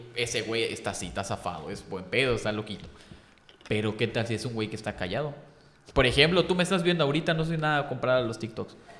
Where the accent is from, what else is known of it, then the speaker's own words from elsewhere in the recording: Yucatán, Mexico; soy yucateco, porque a mí me encanta Yucatán, me encanta la, historia de Yucatán, las calles, o sea, soy muy, muy apegado a aquí.